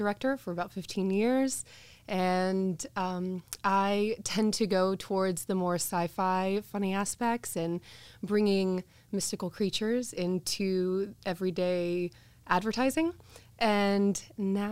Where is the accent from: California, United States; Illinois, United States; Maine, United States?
California, United States; Santa Cruz; also born or lived in Glendora, California; when I was like 9 years old, my parents moved me up to Santa Cruz